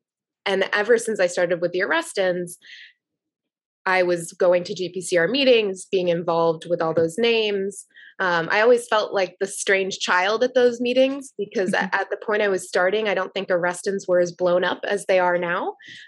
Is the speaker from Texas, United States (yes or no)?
no; Plymouth, Massachusetts, United States; But I grew up in Plymouth, Massachusetts, and we were by the beach